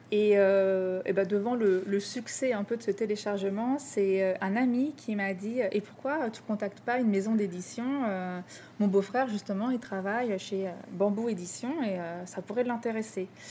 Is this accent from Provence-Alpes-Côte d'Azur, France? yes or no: no; Rouen, Normandy, France; moved away as an adult; also born or lived in Paris; now in Lyon, France; j'ai grandi à Rouen, en Normandie